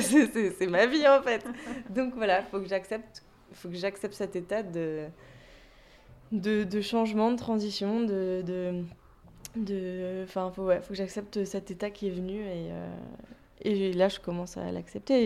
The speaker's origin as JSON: {"language": "French", "area": "Lorraine", "region": "Grand Est", "country": "France", "also_born_or_lived": "Toulouse / Paris", "moved": "yes", "lives_now": "Brittany, France", "said": "je viens pas de Toulouse moi à la base, je suis pas toulousaine. Ouais, j'ai fait 7 ans à Toulouse, mais je viens de Lorraine"}